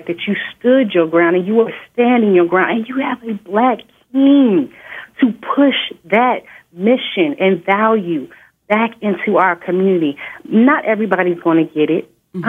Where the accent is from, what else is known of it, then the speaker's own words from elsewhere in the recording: Inglewood, California, United States; I grew up in Inglewood, California.